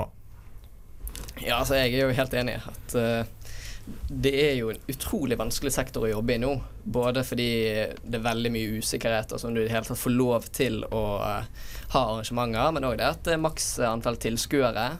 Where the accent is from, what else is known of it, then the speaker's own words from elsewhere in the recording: Bergen, Vestland, Norway; jeg har jo vært hjemme i Bergen hele tiden